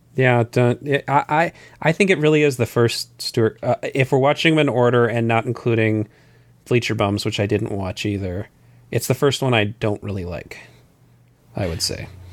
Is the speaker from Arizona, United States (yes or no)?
yes; Southern Arizona, United States; I grew up in Southern Arizona